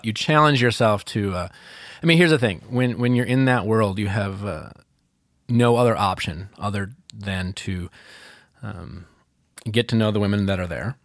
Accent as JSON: {"language": "English", "town": "Milwaukee", "region": "Wisconsin", "country": "United States", "said": "I'm from Milwaukee, Wisconsin"}